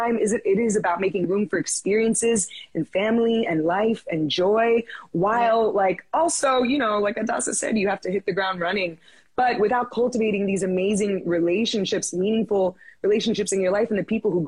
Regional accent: Miami, Florida, United States; I'm from Miami, where I was very fortunate to grow up with, you know, my friends and family looked just like me

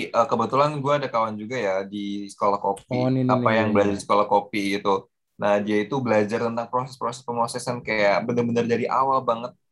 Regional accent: Java, Indonesia; now in Lampung, Indonesia; Gue salah satu pendatang dari Jawa.

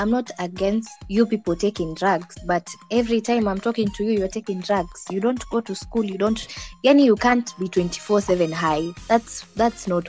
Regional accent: Naivasha, Nakuru County, Kenya; I'm from Naivasha.

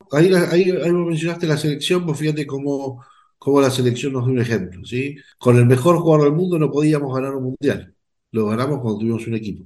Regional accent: Argentina; nosotros mismos como argentinos

